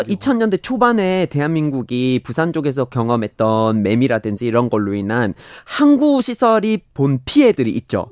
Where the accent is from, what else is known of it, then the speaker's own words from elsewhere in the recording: Vermont, United States; Korean is a second language; now in South Korea; 미국에서 처음으로 재생에너지로만 돌아가고 있는 도시가 우리 고향에 있거든요. 버몬트에 있고